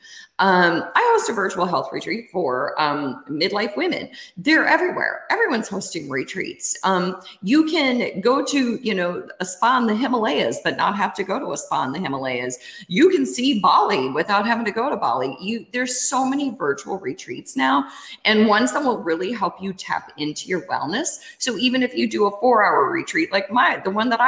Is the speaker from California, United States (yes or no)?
no; Iowa, United States; I grew up in Iowa